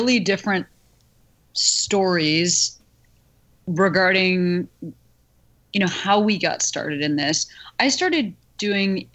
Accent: Chicago, Illinois, United States; moved away as an adult; also born or lived in Boston; now in Los Angeles, United States; I am from Chicago and then lived in Boston

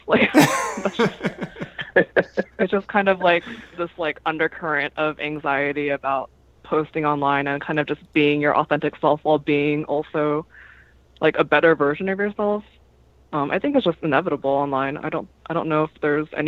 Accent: Southern California, United States; I'm from Southern California as well

